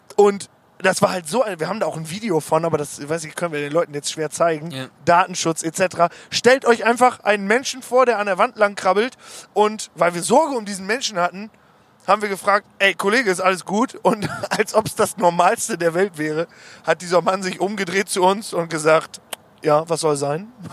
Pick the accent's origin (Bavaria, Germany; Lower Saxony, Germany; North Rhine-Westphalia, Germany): Lower Saxony, Germany; Osnabrück; wir kommen aus Osnabrück